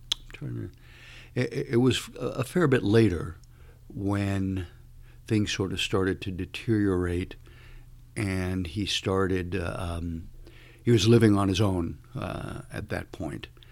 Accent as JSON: {"language": "English", "country": "Cuba", "tie": "born or raised there", "also_born_or_lived": "Miami", "moved": "yes", "said": "I would be born in Cuba, which I was."}